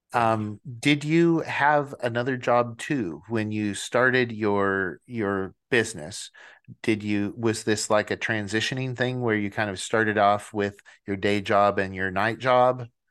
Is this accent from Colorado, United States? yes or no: no; Washington, United States; moved away; I am originally from Washington State